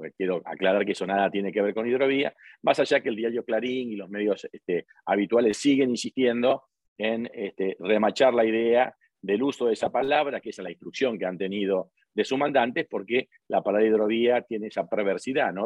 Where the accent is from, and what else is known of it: Argentina